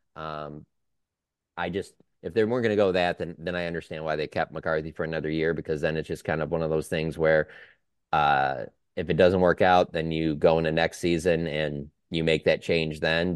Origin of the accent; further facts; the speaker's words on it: Detroit, Michigan, United States; I'm from Detroit